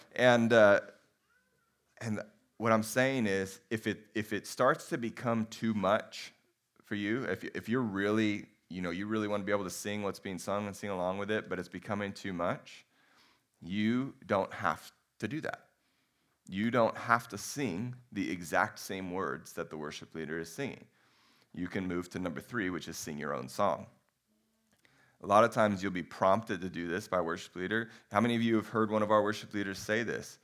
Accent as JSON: {"language": "English", "country": "United States", "said": "we're pretty American"}